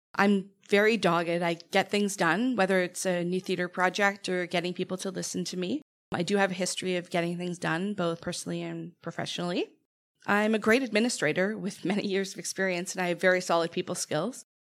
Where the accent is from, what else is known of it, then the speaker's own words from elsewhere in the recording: Toronto, Ontario, Canada; now in Hamilton, Canada; I grew up in Toronto